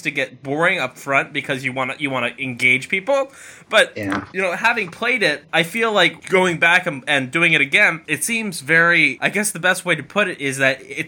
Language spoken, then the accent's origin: English; United States; as an American